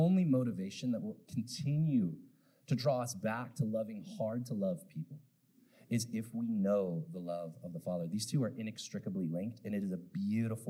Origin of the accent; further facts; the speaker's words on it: Pacific Northwest, United States; I grew up in the Pacific Northwest